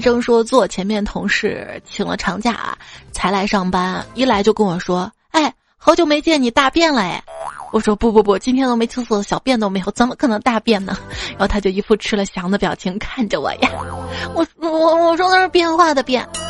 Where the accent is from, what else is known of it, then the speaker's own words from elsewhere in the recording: Shaanxi, China; 在我们陕西